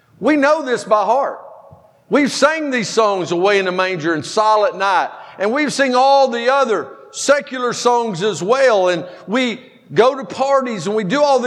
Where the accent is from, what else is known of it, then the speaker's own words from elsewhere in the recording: Powder Springs, Georgia, United States; I'm from Powder Springs.